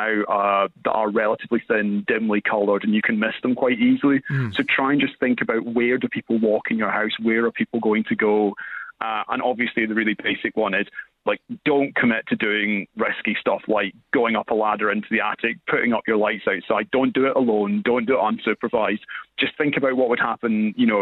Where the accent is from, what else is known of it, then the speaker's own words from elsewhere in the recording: Scotland, United Kingdom; I'm from Scotland